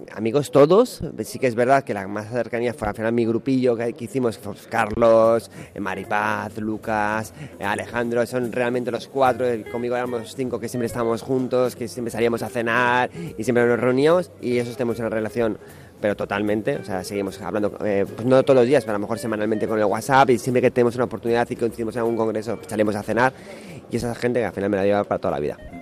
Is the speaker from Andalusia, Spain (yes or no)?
no; Cantabria, Spain; yo vivo en Cantabria, para mí es mi tierra